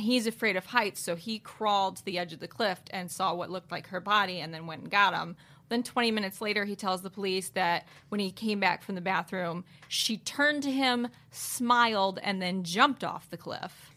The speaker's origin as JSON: {"language": "English", "town": "Lansing", "region": "Michigan", "country": "United States", "tie": "born or raised there", "said": "my home state of Michigan"}